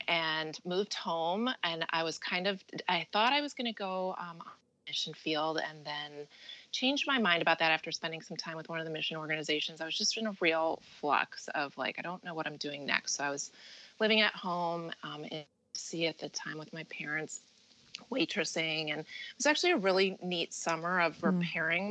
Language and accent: English; Midwest, United States; moved away as an adult; now in New Jersey, United States; I grew up in the Midwest